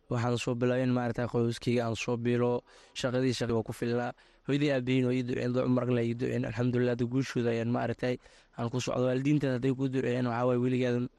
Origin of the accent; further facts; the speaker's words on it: Somalia; moved away; also born or lived in refugee camp (location unclear); waxaan ku dhashay soomaaliya meel baydhool aan ku dhashay kadibna maarata qaxooti waxaan imaada labada kun iyo toban